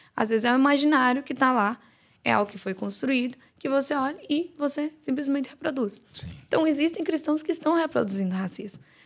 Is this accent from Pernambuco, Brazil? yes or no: no; João Pessoa, Paraíba, Brazil; now in São Paulo, Brazil; Eu sou de João Pessoa, estou morando agora em São Paulo, mas eu sou de João Pessoa